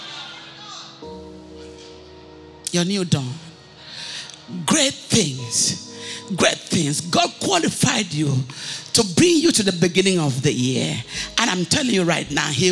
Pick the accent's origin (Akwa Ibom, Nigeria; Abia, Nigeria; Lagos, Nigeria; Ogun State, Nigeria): Akwa Ibom, Nigeria; moved away as an adult; now in United States; I come from Aquaibom